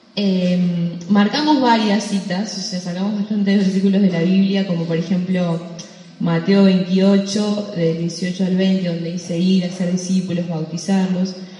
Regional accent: Argentina

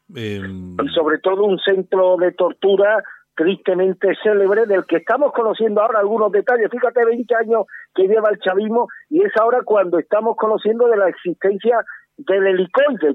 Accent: Málaga, Andalusia, Spain; como malagueño

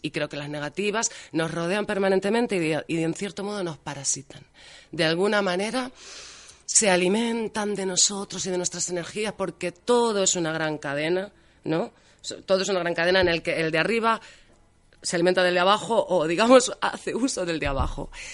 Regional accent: Albacete, Castilla-La Mancha, Spain; Como buena manchega y albaceteña que soy

